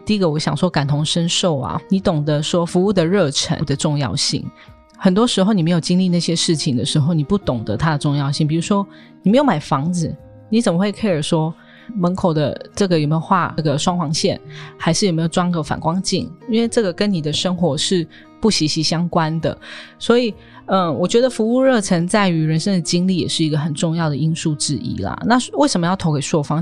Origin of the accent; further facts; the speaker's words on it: Taoyuan, Taiwan; moved away as an adult; 也是从小在桃园土生土长，在这边上幼稚园啊，国小啊，国中、高中这样